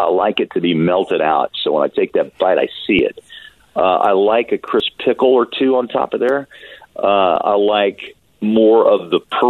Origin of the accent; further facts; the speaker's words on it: United States; also born or lived in Missouri / Kansas; I grew up in Kansas, as you know, and Missouri